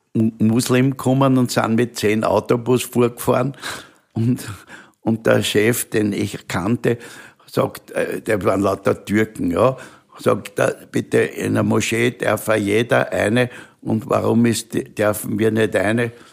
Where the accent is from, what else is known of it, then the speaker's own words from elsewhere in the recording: Vienna, Austria; bin ein Wiener und ich bin stolz drauf